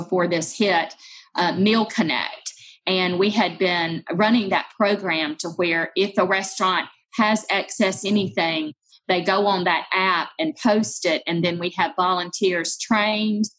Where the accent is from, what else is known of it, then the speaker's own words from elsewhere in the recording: Georgia, United States; moved away as an adult; also born or lived in Texas / Gulf Coast; now in Memphis, United States; I'm from Georgia, so married a Georgia boy